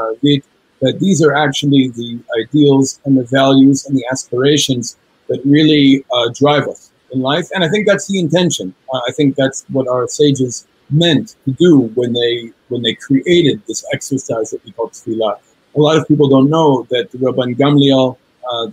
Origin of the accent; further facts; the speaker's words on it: New York City, New York, United States; moved away as an adult; now in Israel; I was born and raised in New York City, the first person in my family to be born in the United States